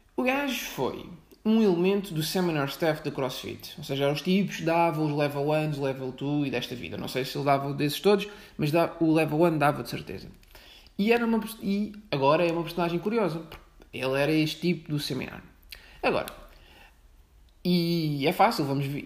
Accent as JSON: {"language": "Portuguese", "region": "outskirts of Setúbal", "country": "Portugal", "tie": "born or raised there", "also_born_or_lived": "Lisbon", "moved": "as an adult", "said": "não sou de Lisboa, sou de fora, sou de Setúbal, mas também não sou de Setúbal, sou algo gosto de Setúbal. Ou seja, sou periferia da periferia da periferia. Pronto. Mas andei na escola em Setúbal."}